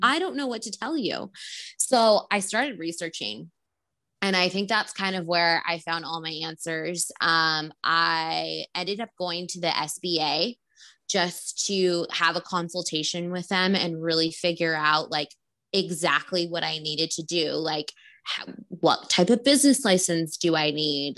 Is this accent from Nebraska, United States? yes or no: no; Rancho Cucamonga, California, United States; also born or lived in Glendora / Los Angeles; I grew up in Rancho Cucamonga